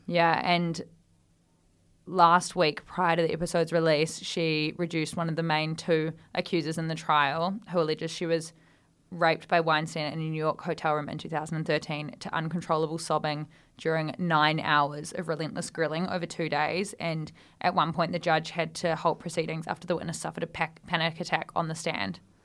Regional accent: Australia; moved away as an adult; now in United Kingdom; we sort of miss out on in Australia

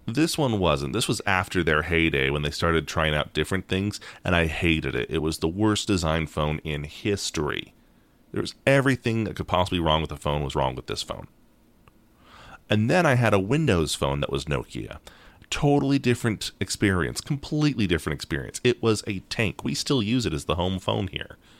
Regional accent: United States; we're American

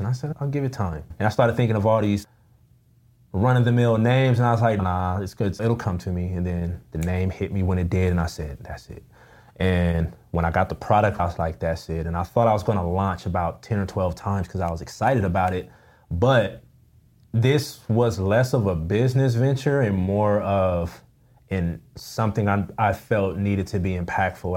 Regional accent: Pasadena, California, United States; also born or lived in Altadena; now in West Covina, United States; I grew up in Pasadena

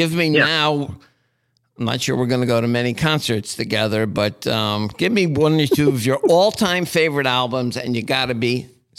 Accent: Asbury Park, New Jersey, United States; I'm from Asbury Park

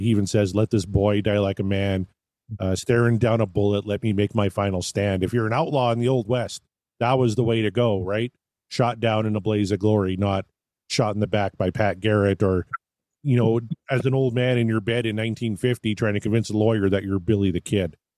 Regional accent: Canada; growing up in Canada.

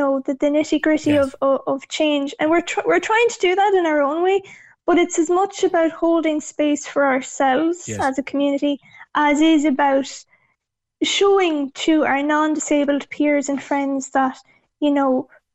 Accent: Mayo, Connacht, Ireland; I'm from Acklinand and Mayo myself, and growing up as the only disabled child in the village

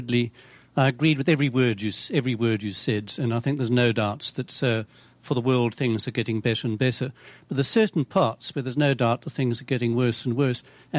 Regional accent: South Africa; I come from South Africa

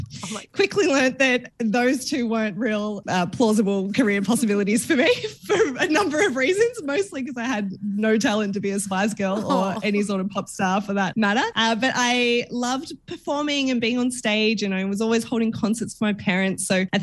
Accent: Werribee, Victoria, Australia; I grew up in little town. It was littler when I grew up there, but it was still very much suburbia in a place called Werribee in Melbourne. So out in the west side for anyone Melbourne based.

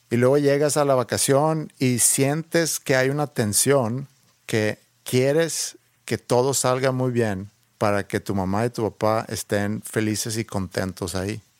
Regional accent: Sweden; moved away; yo crecí en Suecia

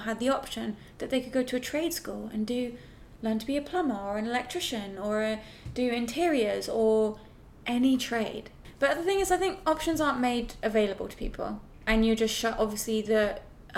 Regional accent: England, United Kingdom; as an English person

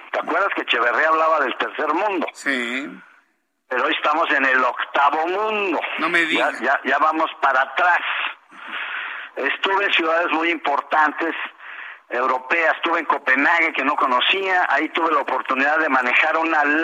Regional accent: Mexico; nosotros somos mexicanos

